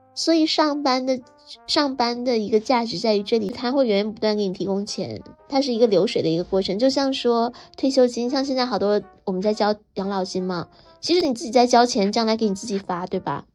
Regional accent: China

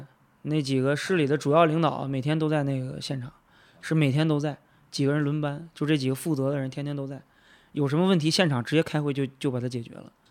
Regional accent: Nanyang, Henan, China; 咱都土生土长的本地人，对吧？

